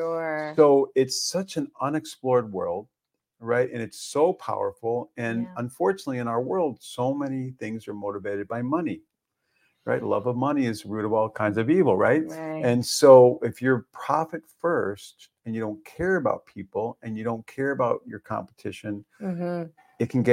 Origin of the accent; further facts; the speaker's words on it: Evanston, Illinois, United States; my hometown, in Evanston, Illinois